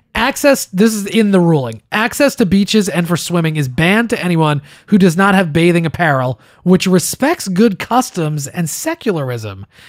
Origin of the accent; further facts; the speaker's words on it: East Coast of the United States, United States; I was born on the East Coast in the United States